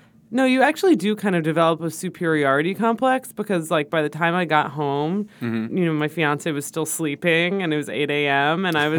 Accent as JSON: {"language": "English", "region": "New York", "country": "United States", "said": "I'm from New York."}